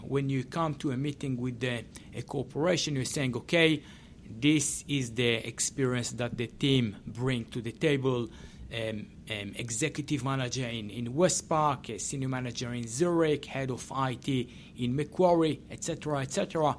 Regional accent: Israel; English is a second language; And I came from Israel, and you see that in many, many cases

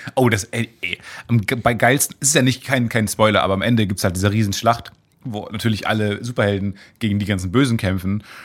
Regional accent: Kamen, North Rhine-Westphalia, Germany; moved away; in Kamen damals, in meiner Heimatstadt

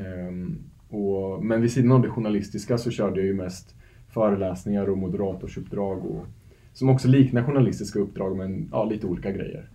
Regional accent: Norrköping, Östergötland, Sweden; also born or lived in Istanbul, Turkey; Jag är ju född och uppvuxen i Norrköping. Mm -hmm. och dialekten kan man inte göra sig av med

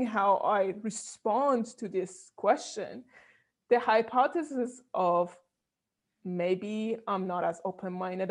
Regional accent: Iran; moved away; I was coming from Iran

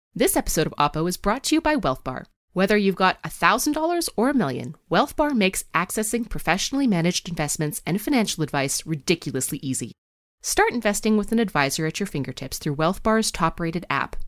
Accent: Vancouver, British Columbia, Canada; moved away; also born or lived in Toronto; when I was growing up in the West Coast, uh, mm-hmm. in sort of the suburbs of Vancouver

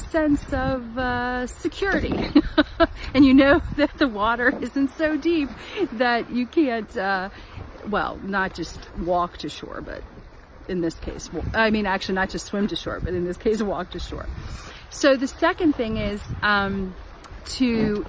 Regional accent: Washington, District of Columbia, United States; I'm in the Washington DC area.

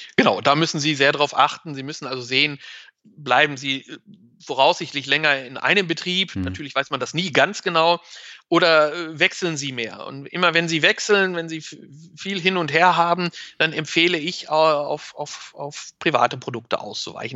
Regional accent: Germany; bei uns in Deutschland

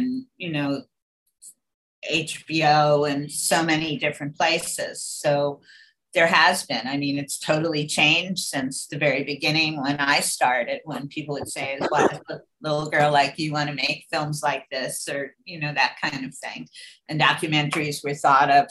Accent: Scarsdale, New York, United States; I grew up in Scarsdale, New York, which was, you know, a very relatively safe place.

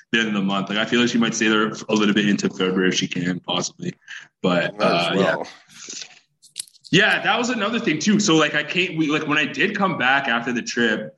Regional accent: Canada; also born or lived in Ghana (ancestry); I was born in Canada

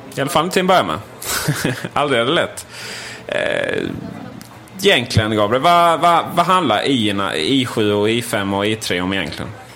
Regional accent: Sweden; som vi svenskar är

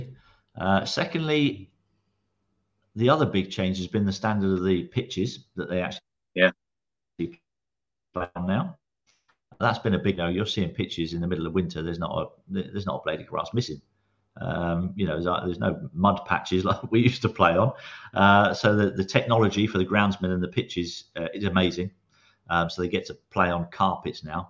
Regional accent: Guernsey; moved away; I grew up in Guernsey, on the beaches of Guernsey

